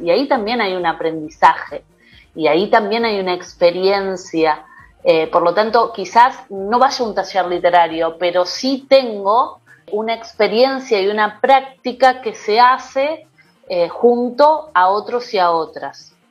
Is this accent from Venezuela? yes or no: no; Rosario, Santa Fe, Argentina; yo soy de Rosario, de una ciudad de la provincia de Santa Fe